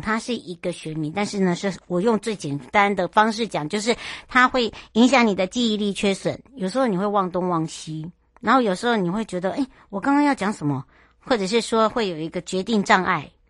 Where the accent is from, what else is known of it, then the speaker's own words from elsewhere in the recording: Hualien, Hualien County, Taiwan; 我的故乡花莲